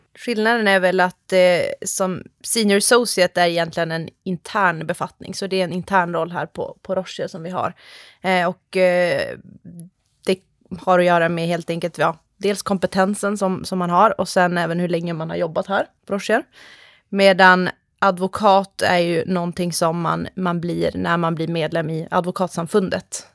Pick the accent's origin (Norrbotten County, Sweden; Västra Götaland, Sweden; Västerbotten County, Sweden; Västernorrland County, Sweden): Västerbotten County, Sweden; Skellefteå; moved away as an adult; also born or lived in Uppsala / Tampa, Florida; Jag kommer ursprungligen ifrån eh, Skellefteå uppe i Norrland, men flyttade ner till Uppsala för att läsa på ljusprogrammet där